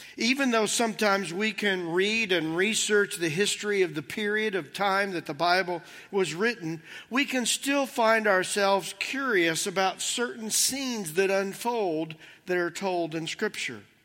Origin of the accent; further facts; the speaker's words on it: United States; Those are the only lenses that I have growing up here